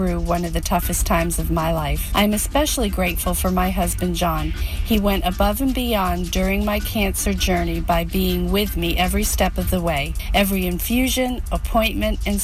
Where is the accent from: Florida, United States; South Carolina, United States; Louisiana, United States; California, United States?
Florida, United States; Orlando; I'm from Orlando, Florida